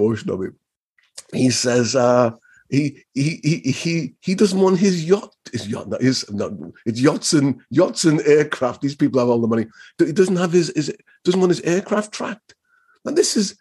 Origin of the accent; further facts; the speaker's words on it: Liverpool, North West England, United Kingdom; You know, I'm a Scouser.